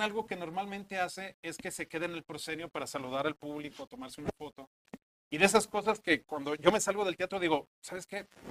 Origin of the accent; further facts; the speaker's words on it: Guadalajara, Jalisco, Mexico; now in Monterrey, Mexico; Yo soy de Guadalajara, no soy, no soy regimontano